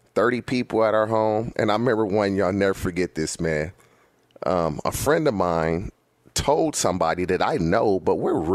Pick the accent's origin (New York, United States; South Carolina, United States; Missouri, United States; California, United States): California, United States; being in California my entire life.